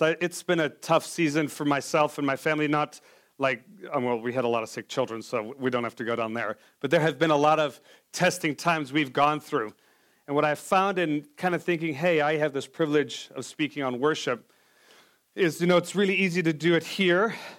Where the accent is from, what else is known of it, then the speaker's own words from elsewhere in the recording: South Africa; moved away; I'm from South Africa as well